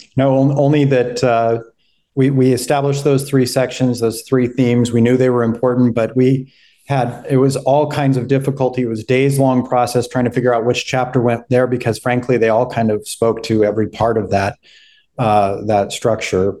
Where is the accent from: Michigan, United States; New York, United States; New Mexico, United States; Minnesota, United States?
New Mexico, United States; Albuquerque; moved away as an adult; also born or lived in Ohio; now in Charleston, United States; I come from Albuquerque, New Mexico, uh, where I was born and raised